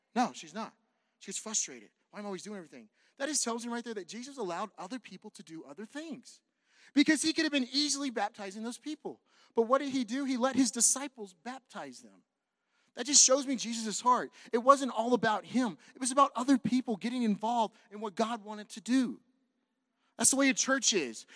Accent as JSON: {"language": "English", "region": "California", "country": "United States", "moved": "as an adult", "lives_now": "Santa Fe, United States", "said": "I'm from California. I, I used to go to the beach like every Monday."}